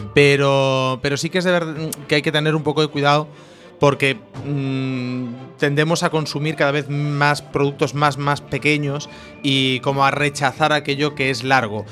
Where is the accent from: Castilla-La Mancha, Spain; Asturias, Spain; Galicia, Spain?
Galicia, Spain; Cambados; la fiesta del Albariño, que es, bueno, es, mi fiesta y mi pueblo